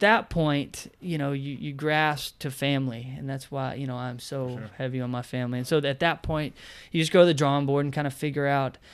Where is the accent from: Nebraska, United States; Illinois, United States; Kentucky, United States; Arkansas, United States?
Kentucky, United States; Bowling Green; also born or lived in Florida / Nashville; born and raised in Bowling Green, Kentucky